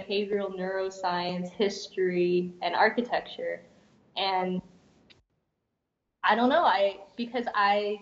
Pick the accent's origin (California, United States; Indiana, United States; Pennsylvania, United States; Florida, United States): Florida, United States; Tampa; moved away as an adult; also born or lived in Boston; So I grew up in Tampa